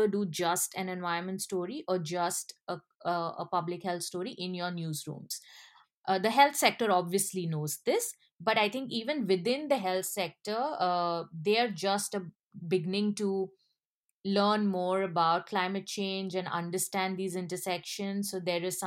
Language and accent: English; India; I come from India